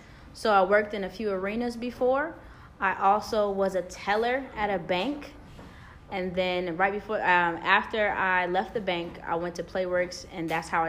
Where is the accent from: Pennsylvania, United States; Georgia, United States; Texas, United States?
Georgia, United States; also born or lived in New Jersey / North Carolina / Maryland; I claim almost the entire East Coast because I was born in New Jersey, raised in the state of Georgia. I went to undergrad in North Carolina. And then before I came here, I lived in Maryland, but I worked in D.C.